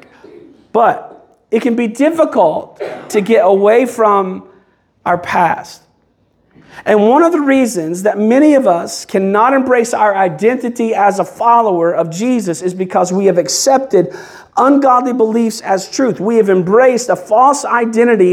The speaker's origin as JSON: {"language": "English", "region": "Kentucky", "country": "United States", "moved": "yes", "lives_now": "Belleview, United States", "said": "I'm originally from Kentucky"}